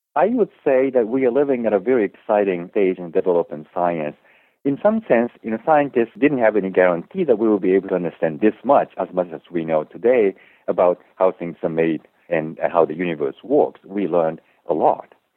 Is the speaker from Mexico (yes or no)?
no; Japan; moved away as an adult; also born or lived in Germany; now in United States; I grew up in Japan and I actually spent four years in Germany when I was growing up, but went back to Japan